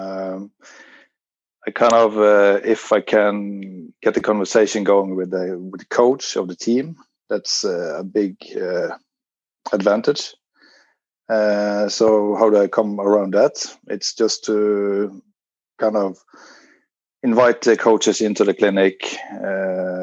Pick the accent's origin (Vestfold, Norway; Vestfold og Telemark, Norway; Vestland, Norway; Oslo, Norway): Oslo, Norway; I'm from Oslo, Norway